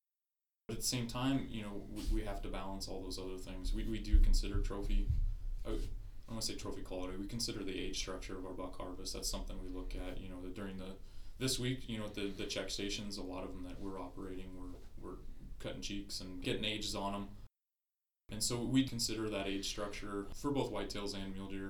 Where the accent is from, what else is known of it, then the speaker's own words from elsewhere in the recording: Sac, Nebraska, United States; growing up on Sac there, in the 80s